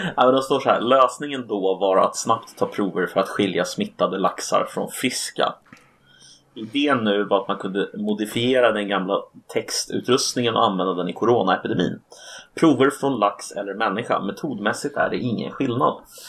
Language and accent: Swedish; Sweden; vi svenskar